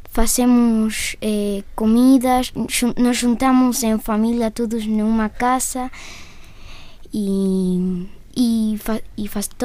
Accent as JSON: {"language": "Portuguese", "country": "Argentina", "second_language": "Portuguese", "moved": "yes", "lives_now": "Braga, Portugal", "said": "Olá, eu sou argentino"}